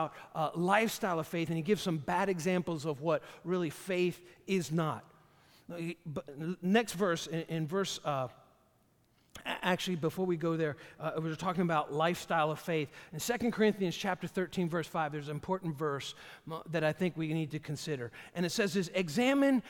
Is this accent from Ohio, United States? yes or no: no; Hopewell Junction, New York, United States; I grew up in Hopewell Junction, right off of Lake Walton Road